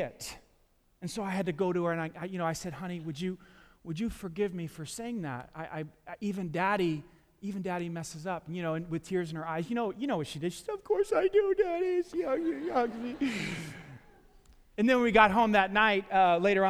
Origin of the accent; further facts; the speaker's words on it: New York City, New York, United States; I grew up in New York City, Staten Island, New York, and we, you know, for the first 13 years of our lives, we lived in the projects